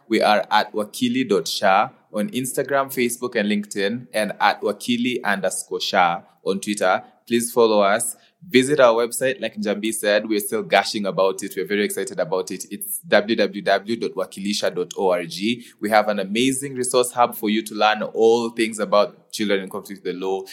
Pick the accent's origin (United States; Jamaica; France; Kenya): Kenya; I being a Kenyan